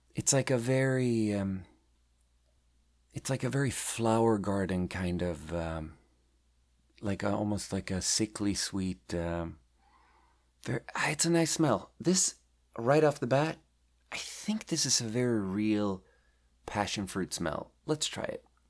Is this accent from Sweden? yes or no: yes; Sweden; moved away as an adult; also born or lived in Beijing, China / Shanghai, China; now in Pacific Northwest, United States; I was born and raised in Sweden